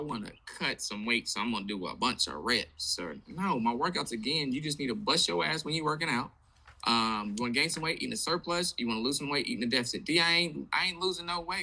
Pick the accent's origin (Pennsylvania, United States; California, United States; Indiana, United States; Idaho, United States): Indiana, United States; Indianapolis; also born or lived in Atlanta; now in Charlotte, United States; I'm originally from Indianapolis, but I moved here from Atlanta.